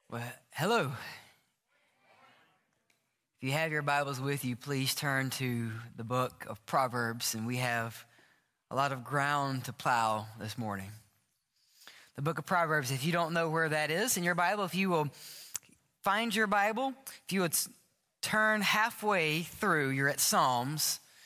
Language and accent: English; the South, United States; I grew up in the South